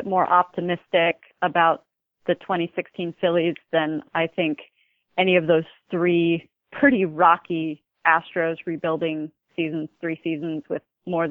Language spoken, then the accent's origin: English; the middle of Pennsylvania, United States; moved away as an adult; also born or lived in Wyoming; being from the middle of Pennsylvania, part of it, I was essentially born into it, but we lived in the absolute middle of nowhere